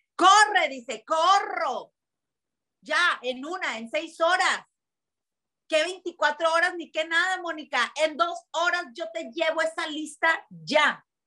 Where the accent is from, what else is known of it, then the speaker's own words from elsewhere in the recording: Tijuana, Baja California, Mexico; es que ¿por qué nacimos en Tijuana? Es que ¿por qué somos de aquí?